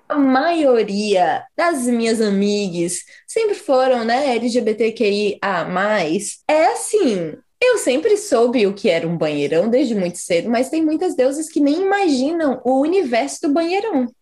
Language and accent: Portuguese; Brazil; now in New Zealand; eu acabei de voltar do Brasil, passei dois meses e meio na minha terra